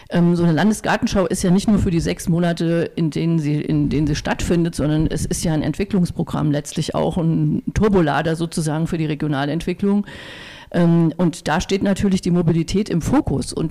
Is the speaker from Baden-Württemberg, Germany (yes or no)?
no; Konradsdorf, Hesse, Germany; Kloster Konradsdorf, gebe ich mal auf und zu, sind mir ein paar Tränen runtergekullert. es ist meine Heimat, ja.